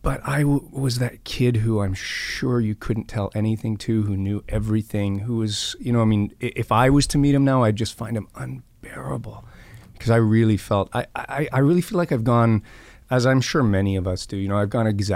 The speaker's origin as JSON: {"language": "English", "region": "Scotland", "country": "United Kingdom", "tie": "born or raised there", "said": "Yeah, I grew up in Scotland."}